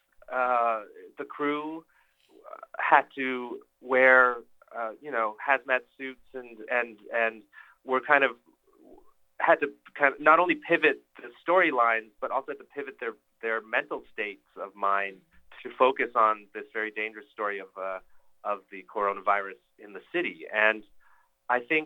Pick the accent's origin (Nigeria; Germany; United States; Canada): Canada; I'm Chinese-Canadian. Parents are from Taipei, Taiwan, and my father's from Shanghai. So culturally my roots are connected to the country of China. But I grew up in the West